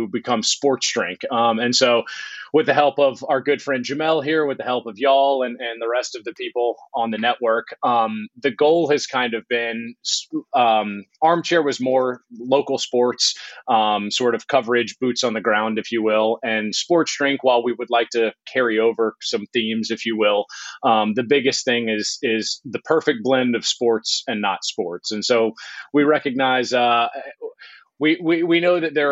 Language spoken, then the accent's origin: English; Baton Rouge, Louisiana, United States; moved away; also born or lived in Georgia; I'm from Baton Rouge originally